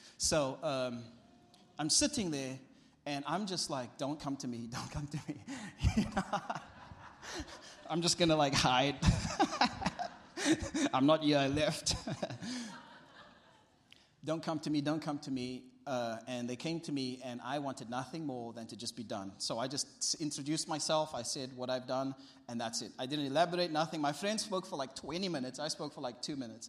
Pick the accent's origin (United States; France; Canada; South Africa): South Africa; my family and my life as a South African